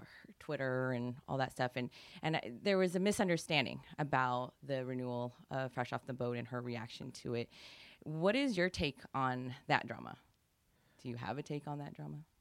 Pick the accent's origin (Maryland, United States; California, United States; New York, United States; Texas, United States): California, United States; Silicon Valley; grew up in the Silicon Valley before it was called the Silicon Valley